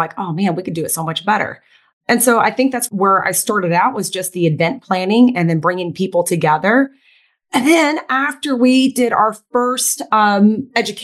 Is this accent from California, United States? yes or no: no; Tulsa, Oklahoma, United States; I was born and bred in Tulsa, Oklahoma, was raised in an Asian household